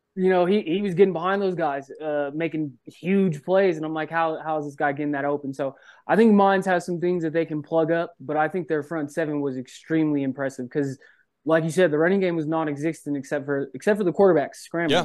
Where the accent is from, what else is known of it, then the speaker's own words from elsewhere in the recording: Colorado, United States; I grew up in Colorado